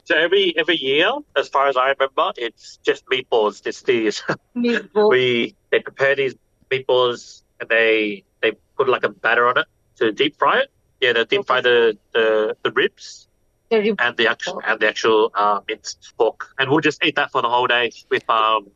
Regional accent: Australia; first language English; I grew up in Australia, English was the main language that was used in the household.

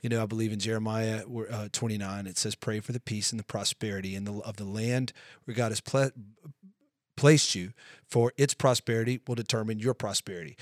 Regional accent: United States; we're both American citizens

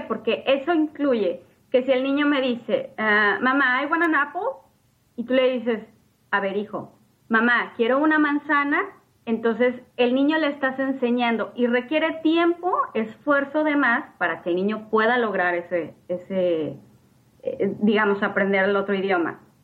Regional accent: Mexico; first language Spanish; moved away as an adult; now in United States; soy una madre mexicana con un hijo de tres años

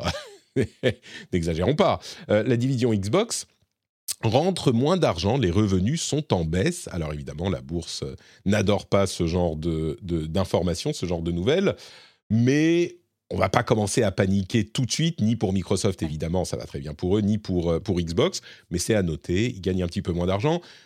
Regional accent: Lebanon; moved away; je suis né au Liban et j'ai passé beaucoup de temps euh, au Liban

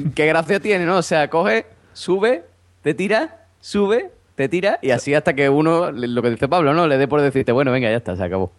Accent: Cádiz, Andalusia, Spain; yo soy de Cádiz

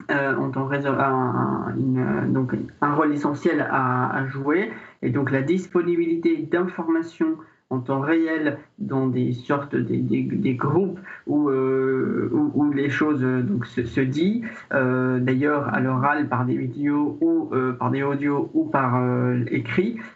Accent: Syria; French is a second language; now in France; Je suis arrivé en France de Syrie, euh, donc j'ai aussi euh, pu demander, faire le parcours de la demande d'asile et puis l'obtenir et par la suite recommencer une vie en France.

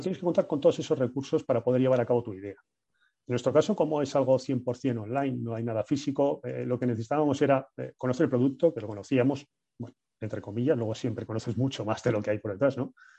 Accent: Bilbao, Basque Country, Spain; somos cuatro amigos, somos de Bilbao

